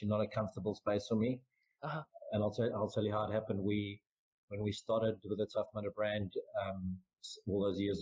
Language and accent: English; South Africa; moved away as an adult; also born or lived in Muscat, Oman; As a South African